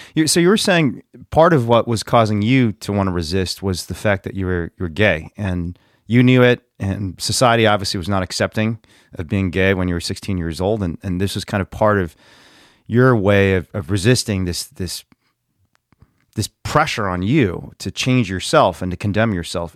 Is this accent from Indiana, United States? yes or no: yes; Central Indiana, United States; I grew up in Central Indiana as like a fat Chinese immigrant kid